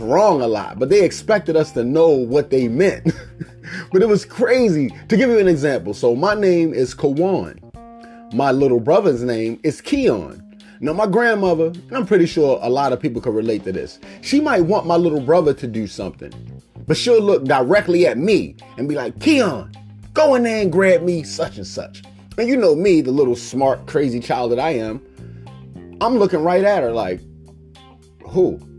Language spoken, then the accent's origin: English; Baltimore, Maryland, United States; I'm from Baltimore, Maryland